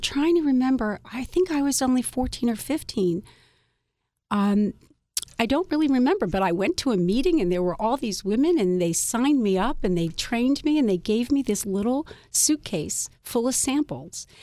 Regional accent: Philadelphia, Pennsylvania, United States; I grew up in Philadelphia

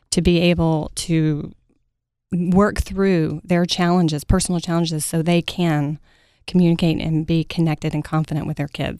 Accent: Mesquite, Texas, United States; I grew up in Mesquite, Texas, home of the rodeo, right outside of Dallas, Texas.

